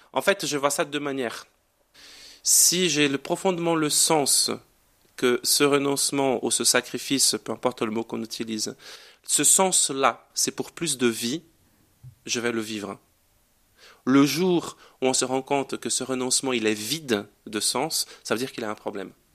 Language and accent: French; Brazil; French is a second language; moved away as an adult; now in Grenoble, France; rentrer chez moi